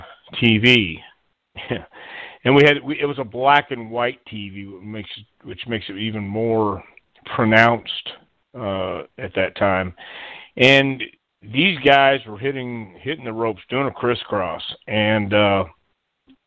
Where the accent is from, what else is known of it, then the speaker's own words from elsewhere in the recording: El Paso, Texas, United States; also born or lived in Houston, Texas; I was born in El Paso, Texas, and grew up there. And until I was 10 years old, we moved to Houston.